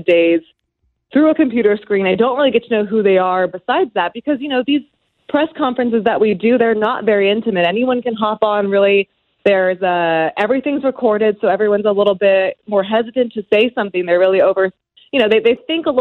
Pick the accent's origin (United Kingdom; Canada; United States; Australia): United States; between Sacramento and San Francisco, California; moved away as an adult; also born or lived in Arizona; now in St. Louis, United States; I grew up in California, right in between Sacramento and San Francisco.